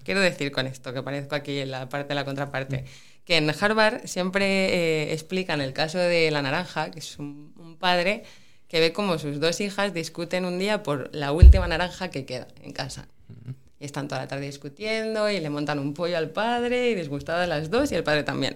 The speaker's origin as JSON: {"language": "Spanish", "area": "Pola de Laviana", "region": "Asturias", "country": "Spain", "also_born_or_lived": "Oviedo", "said": "Yo estudié en Oviedo la carrera, pero soy de Pola Elena."}